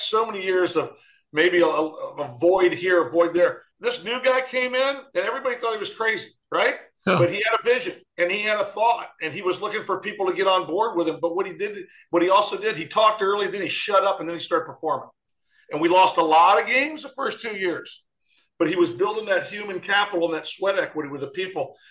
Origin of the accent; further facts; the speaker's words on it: Detroit, Michigan, United States; moved away; I was born outside of Detroit. I'm a Detroit kid